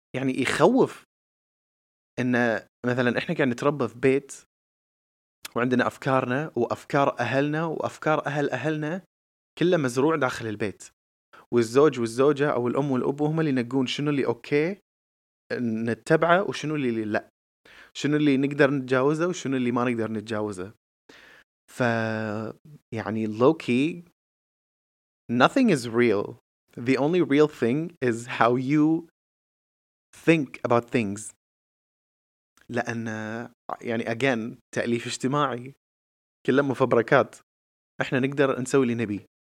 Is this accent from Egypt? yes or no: no; Kuwait; احنا ككويتيين آه قاعدين بمجتمع كويتي